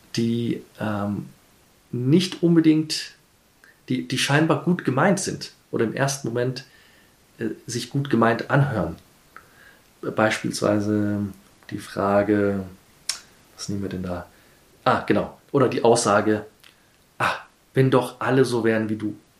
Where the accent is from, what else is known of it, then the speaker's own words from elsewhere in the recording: Nairobi, Kenya; moved away as an adult; also born or lived in Hamburg, Germany; now in Vienna, Austria; Ich bin in Kenia aufgewachsen